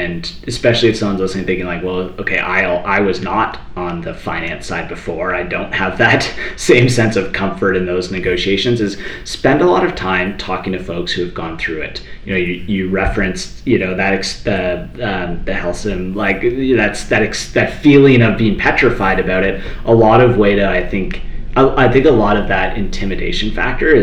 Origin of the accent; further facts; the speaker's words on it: Toronto, Ontario, Canada; now in Calgary, Canada; I'm from Toronto. I moved out to Calgary